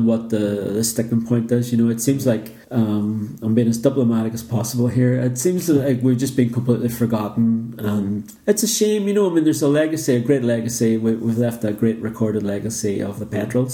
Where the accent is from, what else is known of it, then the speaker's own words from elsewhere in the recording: Northern Ireland, United Kingdom; we came from Northern Ireland